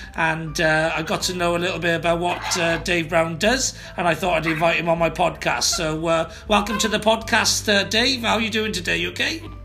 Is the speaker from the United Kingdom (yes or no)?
yes; Wales, United Kingdom; I am obviously Welsh, but uh, my my nan was from Dublin